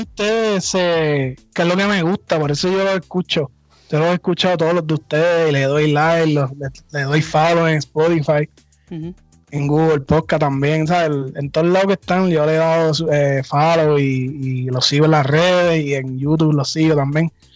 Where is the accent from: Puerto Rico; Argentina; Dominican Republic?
Puerto Rico; San Germán; A los cinco años, si no me equivoco, mi papá me llevó a una escuela de taekwondo en mi pueblo, en San Germán, allá en Puerto Rico